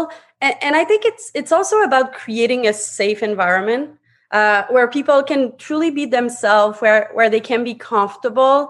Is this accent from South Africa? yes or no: no; Montreal, Quebec, Canada; English is a second language; moved away as an adult; now in Toronto, Canada; English is my second language. I'm actually born and raised out of Quebec, Montreal. I'm now living in Toronto.